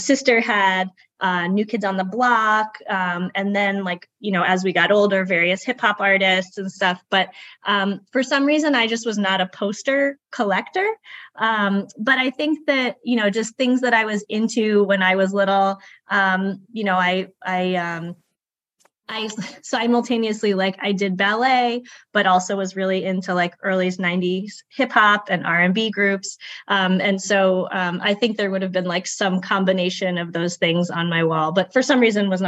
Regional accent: Boston, Massachusetts, United States; also born or lived in Brookline, Massachusetts / New York; I am from Boston originally. I grew up in Brighton and then in Brookline, Massachusetts

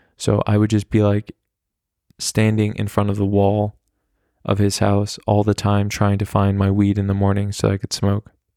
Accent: United States; I'm American

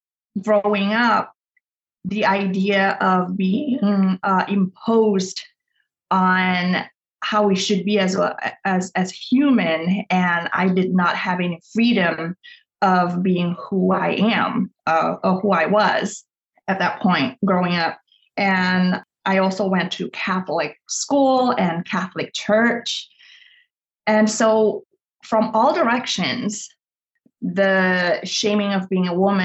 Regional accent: Indonesia; I grew up in Indonesia in a Chinese family

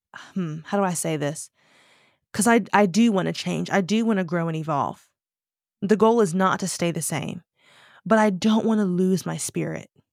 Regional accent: United States; moved away; I'm black American.

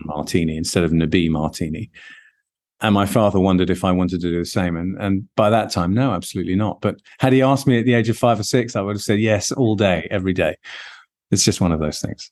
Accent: London, United Kingdom; whilst I'm British, born and bred in London

